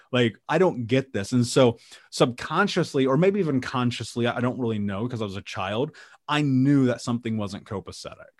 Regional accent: Indianapolis, Indiana, United States; I grew up in Indianapolis

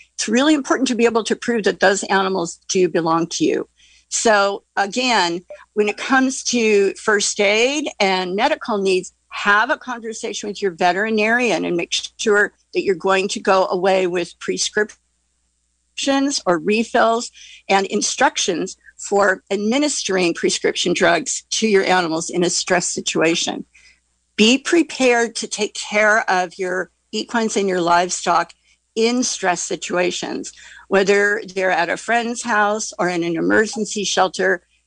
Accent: Central Sierras, California, United States; now in Glen Ellen, United States; I grew up in the Central Sierras

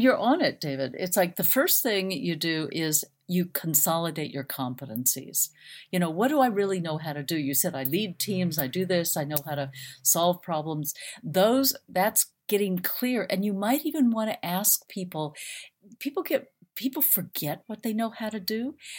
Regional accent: Phoenix, Arizona, United States; I grew up in Phoenix, Arizona

